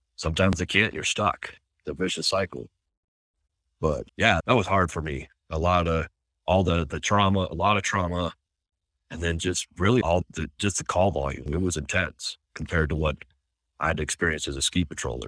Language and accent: English; Washington, United States; now in Utah, United States; I grew up in Washington State in a little farm town and then moved here